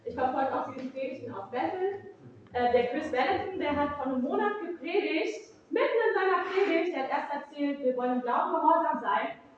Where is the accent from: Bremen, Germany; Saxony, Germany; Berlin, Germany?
Berlin, Germany; komme auch aus Ostberlin